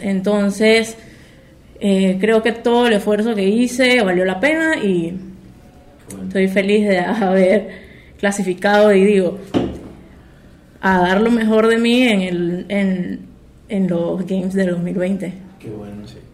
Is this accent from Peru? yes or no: no; Chiriquí, Panama; also born or lived in Miami; yo soy de Chiriquí